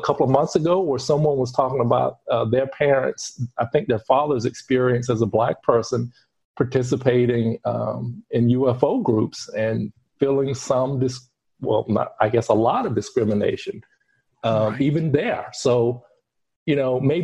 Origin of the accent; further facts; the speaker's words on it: United States; now in Europe; I am living in Europe and I'm from America